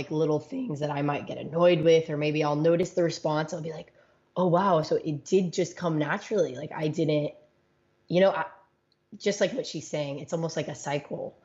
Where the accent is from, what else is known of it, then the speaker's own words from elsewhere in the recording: Los Angeles, California, United States; moved away as an adult; also born or lived in Washington State; I'm from